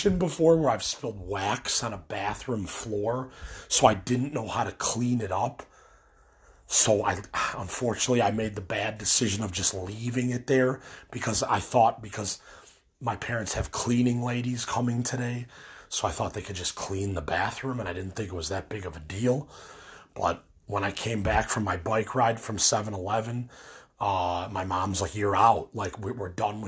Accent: Illinois, United States; we're from Illinois

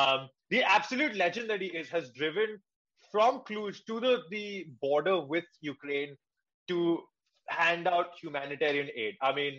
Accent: India; since we are Indian

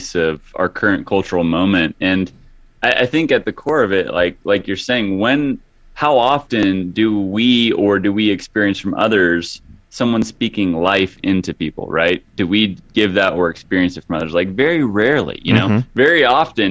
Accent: Hutchinson, Kansas, United States; moved away as an adult; also born or lived in Los Angeles; growing up in a small town, like 45,000 people. Hutchinson, Kansas is where it is

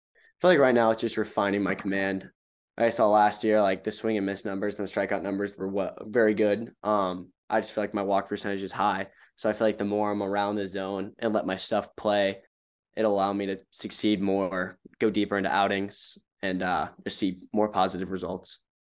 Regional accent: Charlotte, North Carolina, United States; Charlotte, my hometown

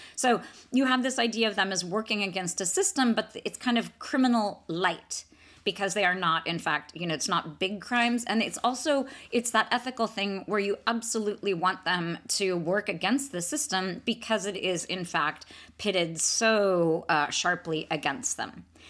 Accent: Atherton, California, United States; my hometown of Atherton. So, Atherton, California.

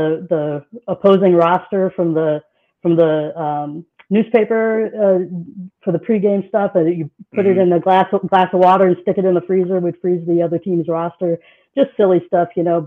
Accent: Omaha, Nebraska, United States; I have a lot of memories of growing up in Omaha.

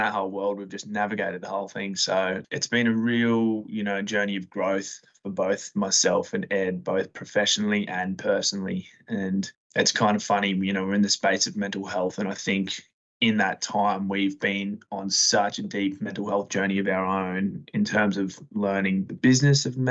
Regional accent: Sydney, New South Wales, Australia; now in Brisbane, Australia; I'm from Western Sydney

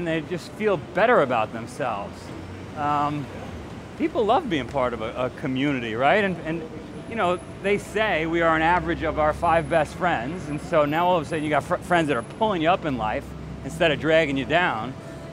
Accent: New York City, New York, United States; moved away as an adult; also born or lived in Pittsfield, Vermont / Singapore; I grew up in Queens

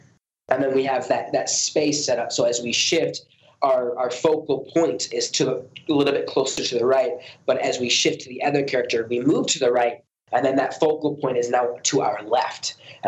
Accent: United States; when I was growing up in America, I had a very good education.

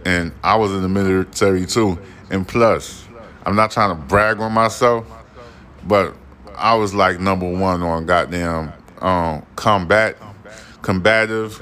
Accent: New York, United States; I'm from New York

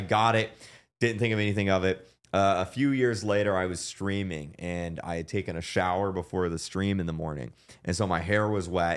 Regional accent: Florida, United States; we're both from Florida

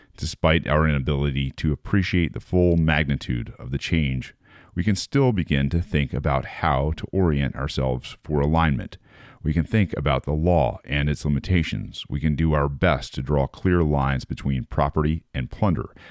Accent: United States

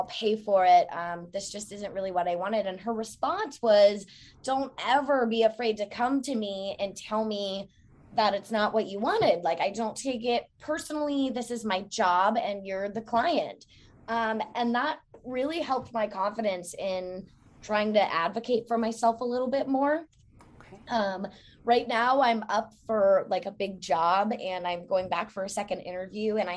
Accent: Newport News, Virginia, United States; now in Norfolk, United States; I was born in Newport News

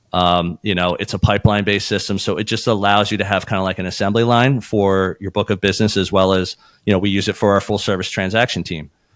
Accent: Philadelphia, Pennsylvania, United States; we were born and raised in Philadelphia, and this is a family business

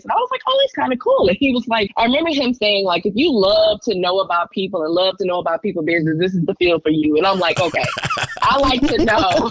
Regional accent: Decatur, Georgia, United States; I grew up in Atlanta, Decatur to be exact

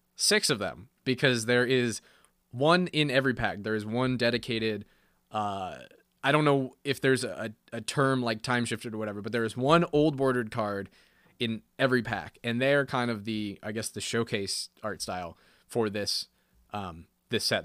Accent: United States

